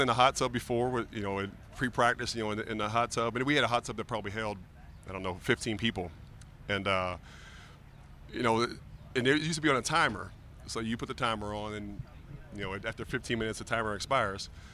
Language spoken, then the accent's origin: English; Pittsburgh, Pennsylvania, United States; moved away as an adult; also born or lived in Miami; I grew up in Pittsburgh as a big Steeler fan